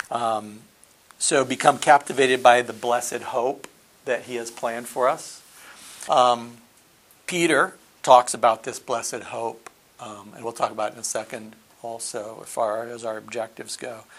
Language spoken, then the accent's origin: English; Nigeria; I, I, was born and raised in Nigeria. My parents were missionaries, and I have been a believer most of my life.